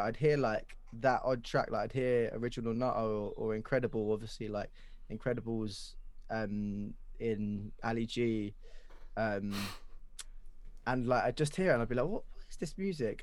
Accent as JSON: {"language": "English", "region": "London", "country": "United Kingdom", "tie": "born or raised there", "said": "Where I grew up in Wanstead"}